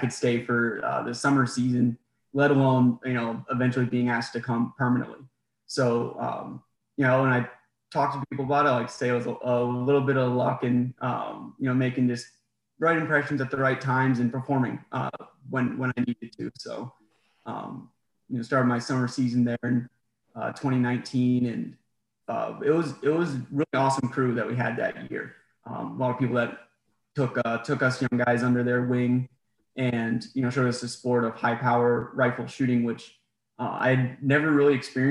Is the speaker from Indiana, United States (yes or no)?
no; New Hampshire, United States; moved away as an adult; also born or lived in Hawaii; now in Virginia, United States; I was raised in New Hampshire